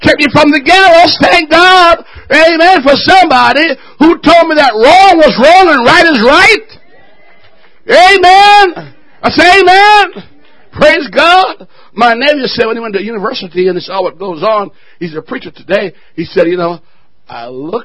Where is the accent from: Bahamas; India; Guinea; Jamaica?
Jamaica; moved away